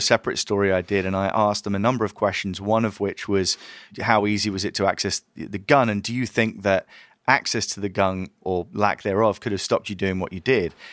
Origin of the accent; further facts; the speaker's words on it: United Kingdom; I'm British